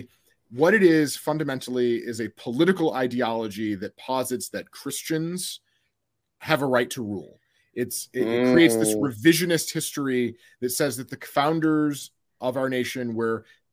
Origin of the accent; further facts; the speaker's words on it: Michigan, United States; also born or lived in Austin, Texas; now in Washington, D.C., United States; my home state of Michigan.